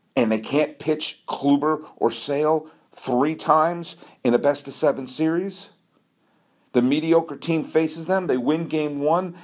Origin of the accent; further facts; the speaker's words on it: Massachusetts, United States; When I was a kid growing up in Massachusetts